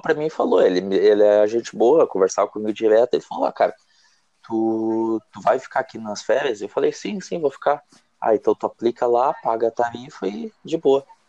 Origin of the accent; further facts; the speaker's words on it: Rio Grande do Sul, Brazil; moved away as an adult; now in Ireland; Eu sou do Rio Grande do Sul, só que eu não sou de Porto Alegre